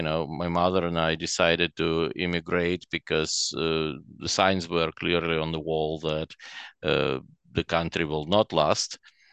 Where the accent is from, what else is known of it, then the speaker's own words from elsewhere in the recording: Chernivtsi, Chernivtsi Oblast, Ukraine; also born or lived in Russia; now in Canada; So I was born in Russia. And obviously when I was pretty little still, we moved to a western Ukrainian city of Chernivtsi. So for 16 years after that, I lived in Ukraine, or what at the time was the Soviet Union.